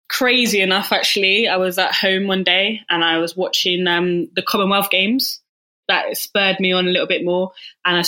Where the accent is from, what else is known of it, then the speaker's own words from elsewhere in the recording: Bath, South West England, United Kingdom; moved away; I'm from Bath